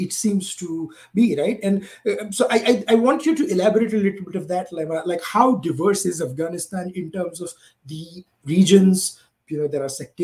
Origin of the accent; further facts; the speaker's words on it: India; moved away; as an Indian, I have spent half my life here